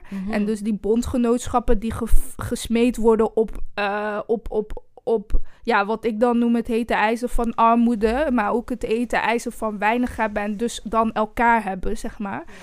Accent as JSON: {"language": "Dutch", "town": "Eindhoven", "region": "North Brabant", "country": "Netherlands", "said": "Ik kom uit Woensel, Woensel Noord."}